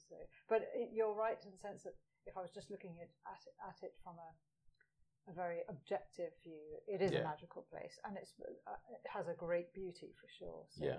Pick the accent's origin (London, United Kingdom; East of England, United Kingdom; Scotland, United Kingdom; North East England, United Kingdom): Scotland, United Kingdom; Edinburgh; I'm from Edinburgh.